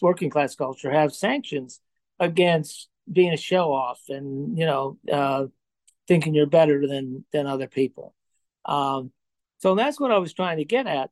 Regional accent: Johnstown, Pennsylvania, United States; moved away; also born or lived in Chicago; I grew up in Johnstown, Pennsylvania, in a steelworker family

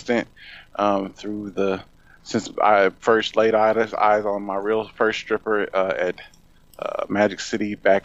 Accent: Indianapolis, Indiana, United States; my hometown of Indianapolis, Indiana

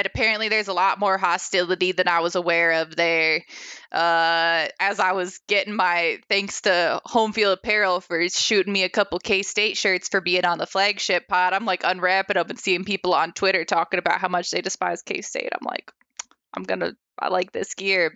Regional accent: Ohio, United States; now in Ames, United States; I was born in Ohio and I've got family there

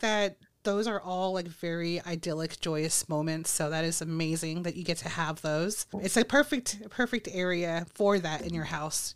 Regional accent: Texas, United States; I'm a Texas girl

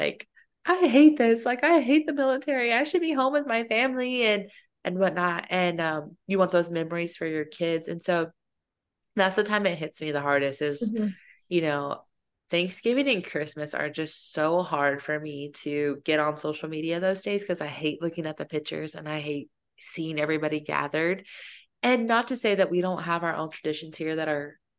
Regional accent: Fayetteville, United States; moved away; growing up in Fayetteville

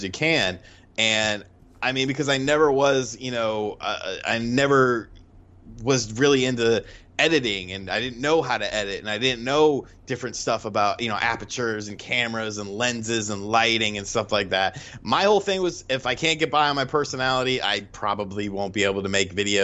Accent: Bridgeport, Connecticut, United States; moved away; also born or lived in Monroe, Connecticut; I was born in Bridgeport, lived in Monroe

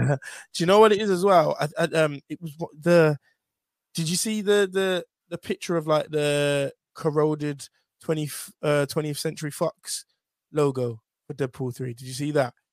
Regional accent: Birmingham, West Midlands, United Kingdom; I am from Birmingham

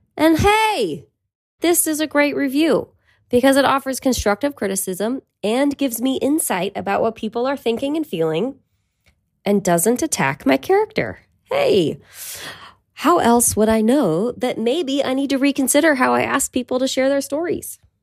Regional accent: Petaluma, California, United States; we're still in my hometown, Petaluma

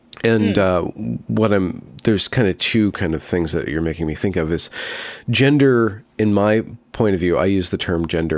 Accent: United States; I'm lower middle class, but I can see it as an American as a porous thing

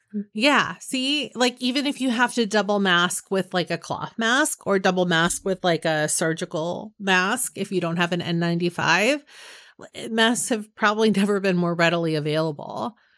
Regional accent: Northern California, United States; It was snowing up on the mountain near my hometown

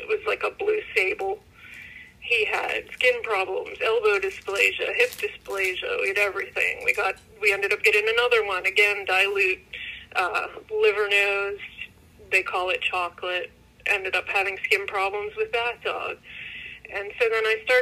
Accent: Pittsburgh, Pennsylvania, United States; I'm from Pittsburgh, PA. Grew up with dogs all my life.

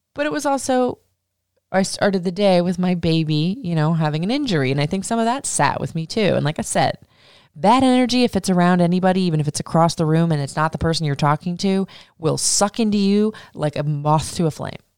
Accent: Florida, United States; also born or lived in Atlanta, Georgia; now in Maryland, United States; I grew up in Florida

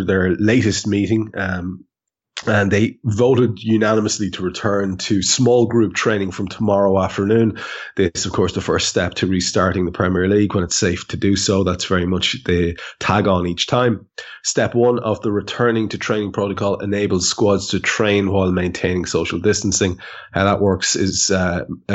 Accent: Ireland; as an Irishman

